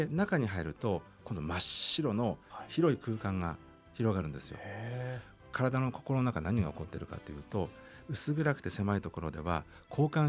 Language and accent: Japanese; Utsunomiya, Tochigi, Japan; born or raised there